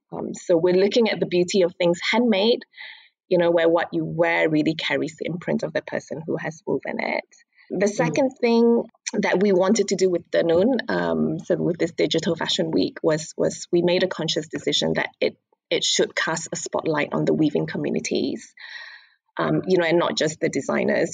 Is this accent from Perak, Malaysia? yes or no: no; Kuching, Sarawak, Malaysia; moved away as an adult; also born or lived in London; now in Jakarta, Indonesia; I grew up in Kuching